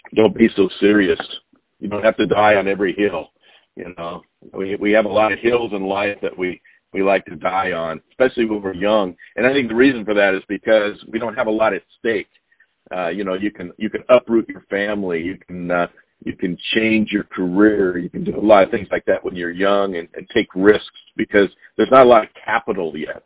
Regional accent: Montana, United States; now in Pacific Northwest, United States; I grew up in Montana

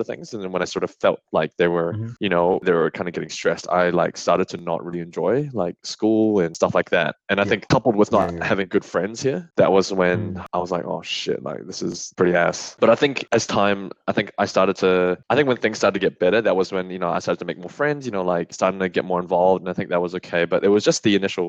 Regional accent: New Zealand; moved away as an adult; now in Australia; I moved to New Zealand

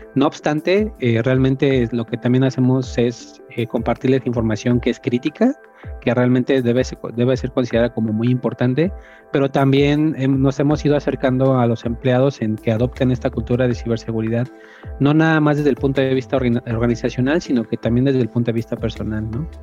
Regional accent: Mexico City, Mexico; moved away as an adult; now in Guadalajara, Mexico; soy originario de Ciudad de México, radico en Guadalajara ya desde hace cinco años.

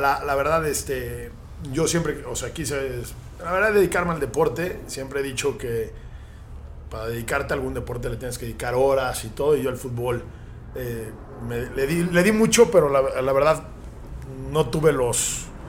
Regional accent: Mexico

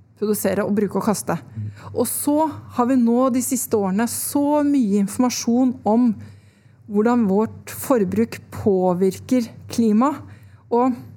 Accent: Son, Akershus, Norway; Jeg vokste opp i Son utafor Oslo

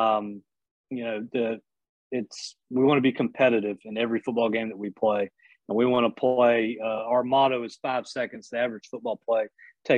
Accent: Lexington, South Carolina, United States; moved away as an adult; also born or lived in Columbia, South Carolina; now in Hilton Head, United States; I'm actually originally from Lexington, South Carolina

